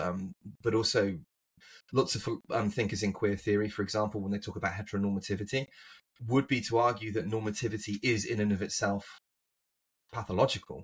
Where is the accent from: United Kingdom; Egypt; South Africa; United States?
United Kingdom; England; moved away; as an Englishman growing up